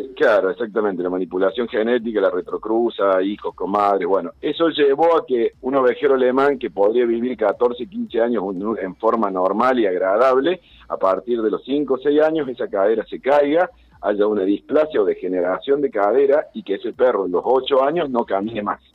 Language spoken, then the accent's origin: Spanish; Sierras de Córdoba, Argentina; Soy veterinario de la Sierra de Córdoba